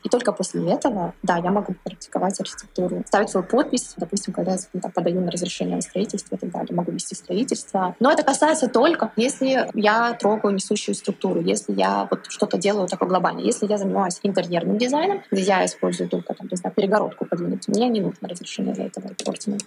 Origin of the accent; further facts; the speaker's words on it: Kharkiv, Kharkiv Oblast, Ukraine; moved away as an adult; also born or lived in Volgograd, Russia / London, United Kingdom; now in Brussels, Belgium; Я родилась в Волгограде, прожила до 18 лет в Харькове, в Украине